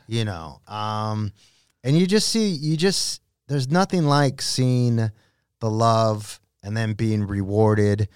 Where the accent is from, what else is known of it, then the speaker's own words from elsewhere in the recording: Los Angeles, California, United States; a kid from East L